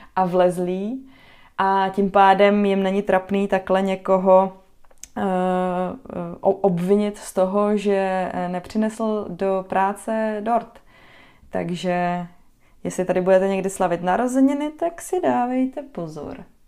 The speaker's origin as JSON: {"language": "Czech", "country": "Czechia", "moved": "as an adult", "lives_now": "Netherlands", "said": "jako Češka"}